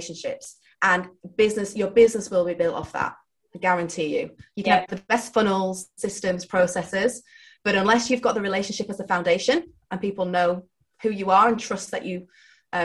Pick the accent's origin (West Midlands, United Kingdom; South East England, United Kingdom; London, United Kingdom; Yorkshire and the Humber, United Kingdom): Yorkshire and the Humber, United Kingdom; I'm from Yorkshire